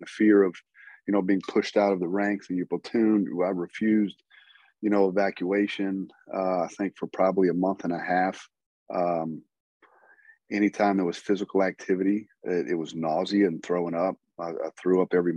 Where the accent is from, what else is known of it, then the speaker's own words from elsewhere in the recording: Southern Louisiana, United States; I grew up in Southern Louisiana, graduated at the top of my class in high school, you know, grew up in the swamp fishing and hunting